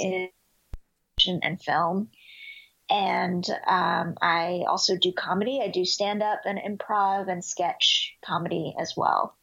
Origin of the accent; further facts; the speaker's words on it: Dallas, Texas, United States; also born or lived in Houston, Texas; I was born in Houston, Texas, but uh, we moved to Dallas when I was really young, probably three years old.